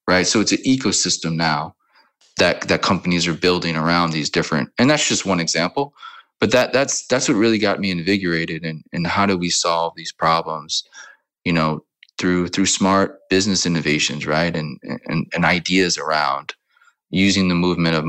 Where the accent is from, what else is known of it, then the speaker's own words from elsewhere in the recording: New Orleans, Louisiana, United States; also born or lived in California / Mississippi / Florida / Kansas City; now in Amsterdam, Netherlands; born and raised in New Orleans and bounced around a lot, California, Mississippi, Florida, a lot of places, and settled in Kansas City